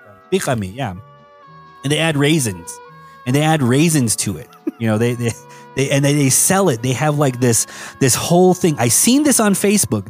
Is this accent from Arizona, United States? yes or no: yes; Tuba City, Arizona, United States; I grew up in Tuba City, you know, and, and Tuba City, I was very secluded to like one street